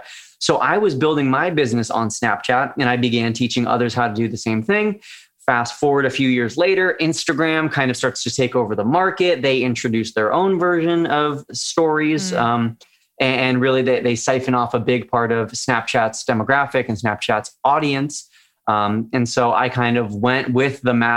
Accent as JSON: {"language": "English", "region": "California", "country": "United States", "tie": "born or raised there", "said": "even though it's in my home state"}